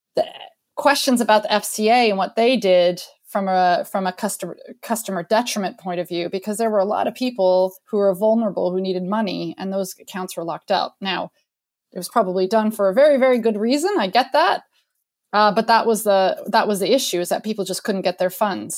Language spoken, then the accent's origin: English; United States; moved away; also born or lived in France; the American in the crowd